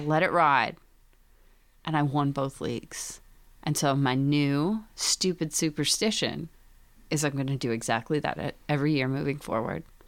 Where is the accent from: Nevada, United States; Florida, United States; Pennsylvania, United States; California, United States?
Pennsylvania, United States; Scranton; I'm from Pennsylvania, and in the Scranton